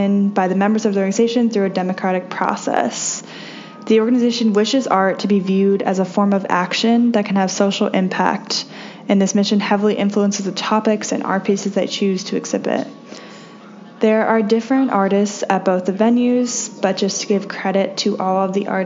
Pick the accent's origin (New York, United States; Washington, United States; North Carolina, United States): Washington, United States; Bainbridge Island; I am from Bainbridge Island, Washington